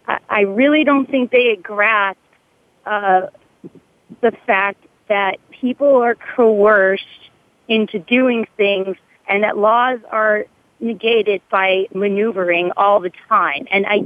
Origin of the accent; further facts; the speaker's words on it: Massachusetts, United States; I'm from Massachusetts